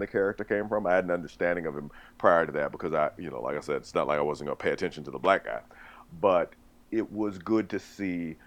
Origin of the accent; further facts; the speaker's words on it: Memphis, Tennessee, United States; a Black comics fan growing up in Memphis